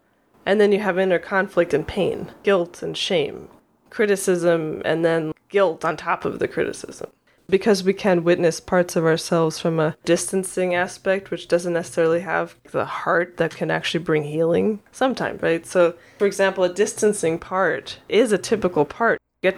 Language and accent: English; New York, United States; now in Oregon, United States; I'm not. I'm from New York.